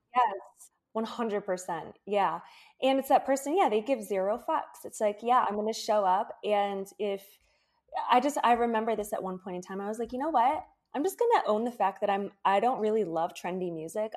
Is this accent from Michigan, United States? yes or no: yes; Michigan, United States; moved away as an adult; also born or lived in Florida; I moved from Michigan, where I grew up, to Florida